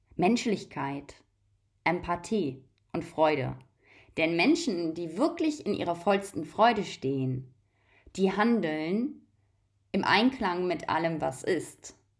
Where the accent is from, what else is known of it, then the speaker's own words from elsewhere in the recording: Germany; Ich bin in Deutschland aufgewachsen.